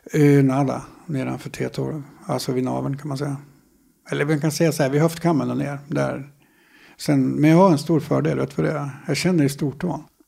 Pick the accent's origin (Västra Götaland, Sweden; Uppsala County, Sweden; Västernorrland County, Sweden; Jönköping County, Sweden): Västernorrland County, Sweden; Härnösand; also born or lived in Sollefteå / Sandslån; Jag är född i Sollefteå. Uppvuxen delvis på ett ställe som heter Sandslån. Ett eh, flotta samhälle med ett par hundra invånare kanske, en liten by längs Ångmanälven. Sen så när jag började skolan, då flyttade vi till Härnösand